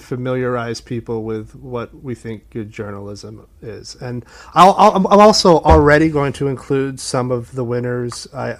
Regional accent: Portland, Maine, United States; born or raised there; now in New York, United States

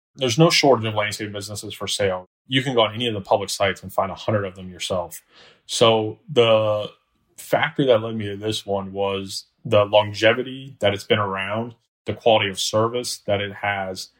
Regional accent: Orlando, Florida, United States; also born or lived in Alabama; born and raised in Orlando, Florida

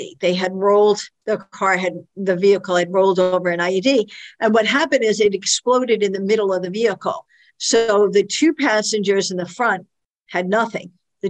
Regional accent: Brooklyn, New York, United States; I came from Brooklyn and this lieutenant had come from upstate New York.

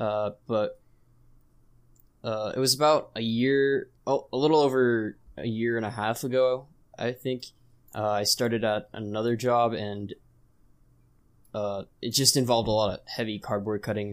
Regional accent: California, United States; I'm from California

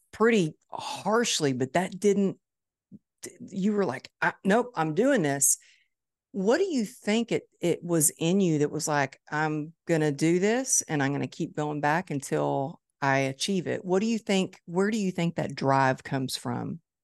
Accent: Dallas, Texas, United States; my hometown, Dallas, Texas

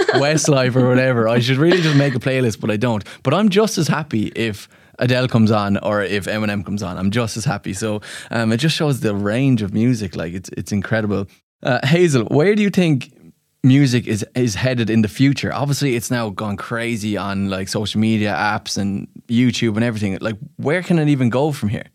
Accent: Ireland; as an Irishman

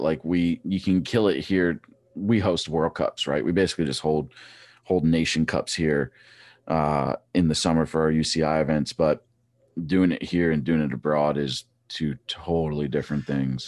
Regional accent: Trexlertown, Pennsylvania, United States; I grew up in Trexler Town.

